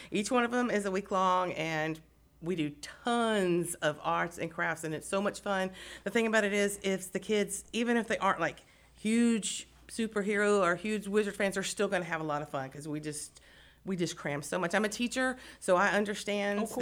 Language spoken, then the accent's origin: English; Beaumont, Texas, United States; I'm actually from the Beaumont area